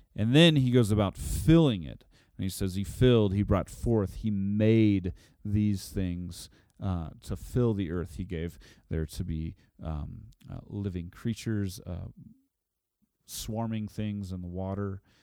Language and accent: English; Oklahoma, United States; I'm from Oklahoma